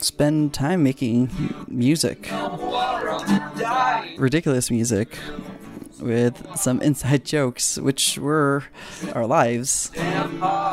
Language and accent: English; Philippines; moved away; also born or lived in California; For the most part of my life, I grew up in the Philippines and grew up with all my friends there. And then my family and I, we moved to California